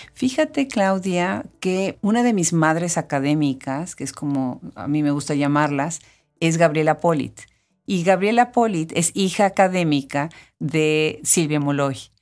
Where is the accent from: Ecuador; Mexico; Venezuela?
Mexico; Puebla; que de México. ¿Y de dónde de México? No, pues de Puebla